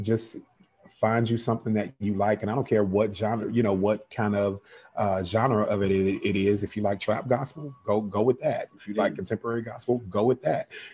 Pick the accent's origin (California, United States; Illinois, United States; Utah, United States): Illinois, United States; Chicago; now in Georgia, United States; I'm from Chicago originally, born and raised South Side. I now live in Georgia